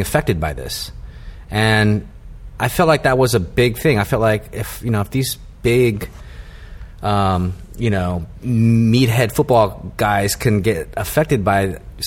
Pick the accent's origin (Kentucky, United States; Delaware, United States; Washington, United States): Washington, United States; Vancouver; moved away as an adult; also born or lived in Seattle / New Haven / New York City; I grew up in Washington State, Vancouver, Washington, which is essentially Portland, Oregon.